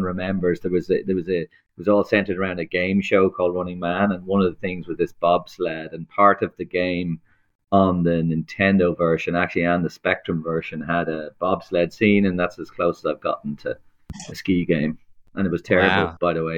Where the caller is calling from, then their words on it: Dublin, Leinster, Ireland; Sunny Dublin, Ireland. Sunny, rainy, miserable, windy Ireland.